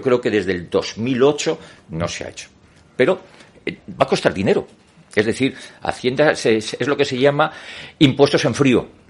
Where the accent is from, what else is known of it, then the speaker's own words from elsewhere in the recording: Madrid, Community of Madrid, Spain; Soy madrileño